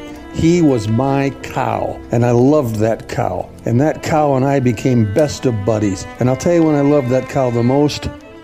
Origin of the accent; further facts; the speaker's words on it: North Dakota, United States; now in South Dakota, United States; I grew up in North Dakota on a farm, and we had snow up there.